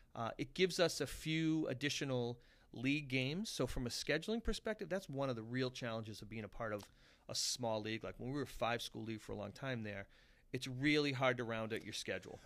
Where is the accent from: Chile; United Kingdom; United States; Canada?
United States; Abington, Massachusetts; I'm from Abington, and, and people's reaction would be like, oh, that's a tough little town